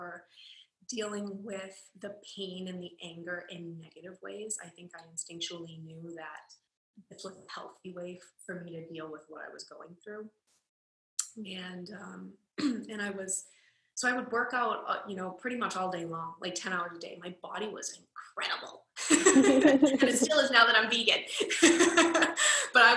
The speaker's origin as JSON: {"language": "English", "town": "Boston", "region": "Massachusetts", "country": "United States", "tie": "born or raised there", "moved": "as an adult", "lives_now": "Los Angeles, United States", "said": "I was born and raised in Boston, Massachusetts, and I currently live in Los Angeles"}